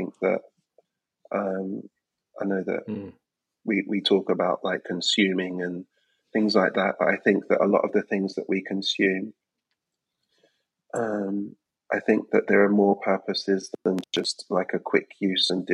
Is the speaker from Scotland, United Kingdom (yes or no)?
no; London, United Kingdom; I'm an artist, born and raised in London